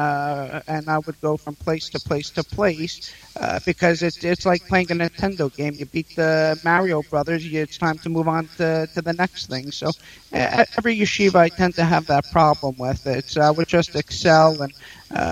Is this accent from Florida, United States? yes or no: no; New York City, New York, United States; also born or lived in Israel; I was born in Queens, New York, and I grew up there